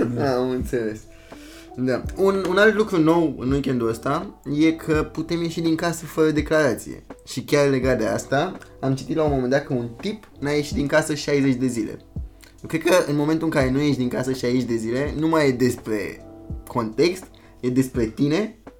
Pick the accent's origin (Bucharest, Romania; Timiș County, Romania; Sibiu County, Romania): Bucharest, Romania; moved away as an adult; also born or lived in Germany; sunt din București, România